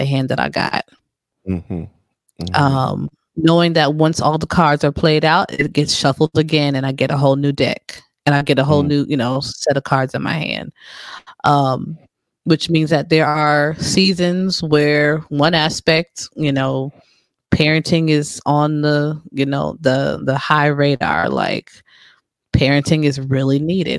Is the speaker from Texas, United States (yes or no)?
no; New Jersey, United States; I'm from Jersey